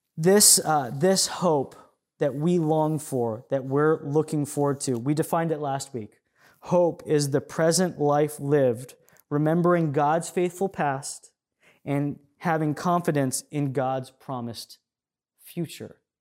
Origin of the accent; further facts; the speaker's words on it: United States; us as American Christians